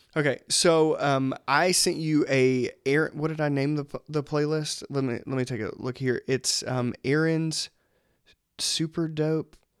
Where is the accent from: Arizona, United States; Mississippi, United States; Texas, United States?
Mississippi, United States; Laurel; now in Athens, Georgia, United States; I grew up in a small town called Laurel, Mississippi.